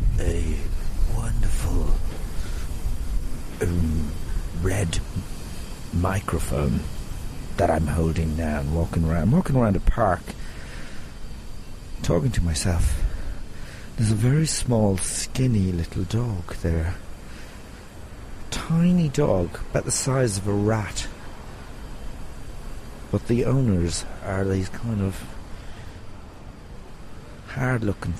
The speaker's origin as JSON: {"language": "English", "town": "Tuam", "region": "Connacht", "country": "Ireland", "tie": "born or raised there", "said": "I was born in Tuam"}